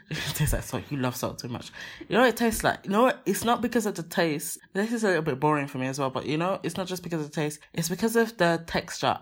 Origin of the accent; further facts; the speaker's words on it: Nigeria; I'm Nigerian